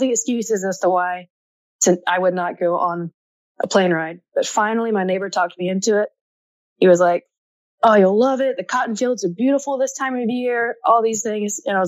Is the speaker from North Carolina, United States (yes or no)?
yes; rural North Carolina, United States; moved away; My hometown was 297 people